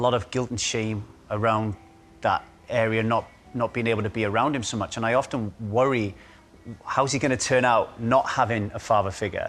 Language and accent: English; United Kingdom; I grew up in the UK